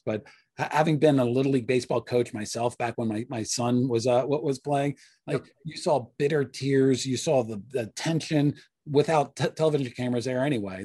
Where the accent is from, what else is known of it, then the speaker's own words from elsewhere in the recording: Washington, District of Columbia, United States; in my hometown, NBC Sports Washington